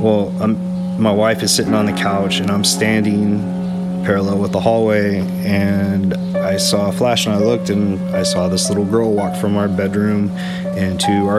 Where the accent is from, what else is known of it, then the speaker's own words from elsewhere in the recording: just south of New Braunfels, Texas, United States; also born or lived in Austin, Texas; now in New Braunfels, United States; I grew up just south of here